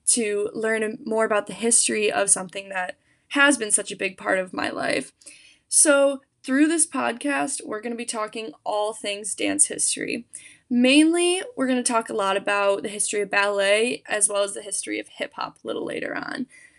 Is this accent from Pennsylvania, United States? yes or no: no; Bowling Green, Ohio, United States; moved away as an adult; now in Muncie, United States; I'm originally from Bowling Green, Ohio